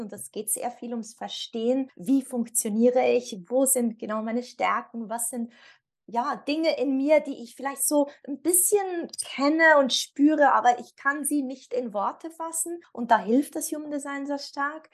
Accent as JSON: {"language": "German", "country": "Switzerland", "said": "ich komme aus der Schweiz."}